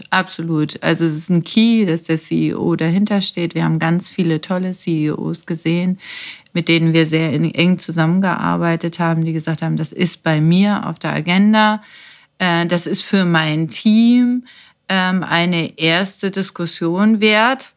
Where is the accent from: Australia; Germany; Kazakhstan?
Germany